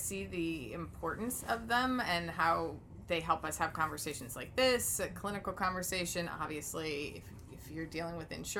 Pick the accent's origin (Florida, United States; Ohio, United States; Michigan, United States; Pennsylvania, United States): Michigan, United States; accent: Midwestern; When I go to Michigan... for a couple of weeks and I come back, my Midwestern accent has upped, right?